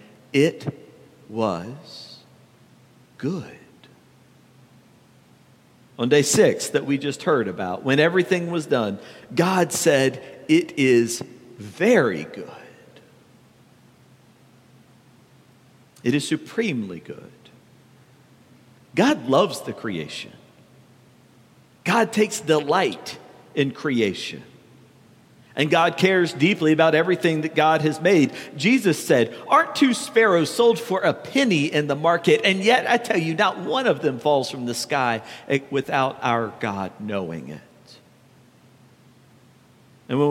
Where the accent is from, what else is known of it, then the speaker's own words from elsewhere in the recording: the South, United States; growing up in the South